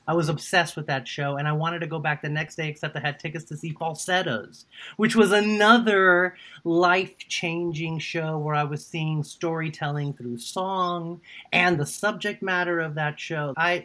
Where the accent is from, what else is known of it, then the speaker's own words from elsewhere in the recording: Houston, Texas, United States; also born or lived in Los Altos, California; I grew up in Houston, Texas.